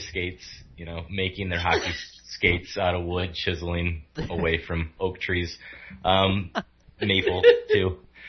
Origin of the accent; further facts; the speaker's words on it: Grand Rapids, Michigan, United States; I'm from Michigan, Grand Rapids specifically, so I'm at the home of the Calder Cup right now